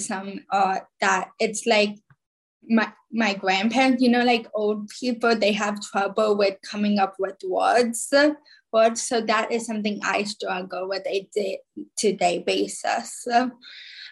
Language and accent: English; New Jersey, United States; also born or lived in Khabarovsk, Russia; I live in New Jersey. And this September, I will be a senior. I was adopted from Khabarovsk, Russia, when I was about 2.5 years old